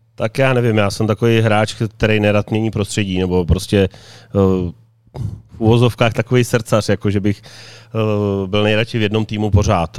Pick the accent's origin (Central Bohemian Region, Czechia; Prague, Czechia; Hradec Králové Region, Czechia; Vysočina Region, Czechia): Central Bohemian Region, Czechia; Slaný; moved away as an adult; now in Karlovy Vary, Czechia; i když jsem původem ze Slanýho, ale tady ve varech už jsem 20 let